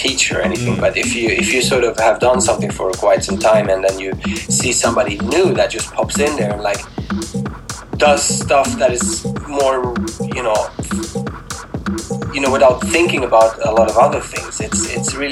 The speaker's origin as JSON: {"language": "English", "country": "Sweden", "tie": "born or raised there", "said": "But I grew up in Sweden"}